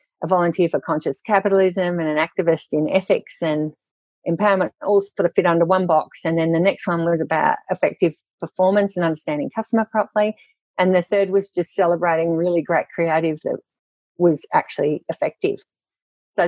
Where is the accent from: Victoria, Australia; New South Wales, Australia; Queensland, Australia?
Victoria, Australia; South Gippsland; I was brought up in South Gippsland in Victoria, down the bottom there